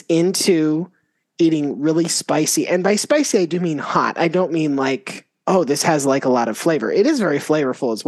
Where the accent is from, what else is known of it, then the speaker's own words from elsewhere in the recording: Florida, United States; I grew up in Florida